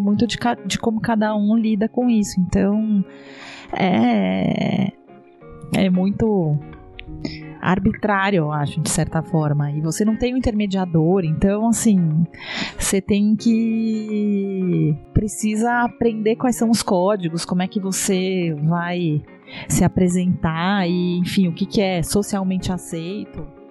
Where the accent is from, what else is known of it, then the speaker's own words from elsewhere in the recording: Brazil; moved away as an adult; now in Portugal; eu sou brasileira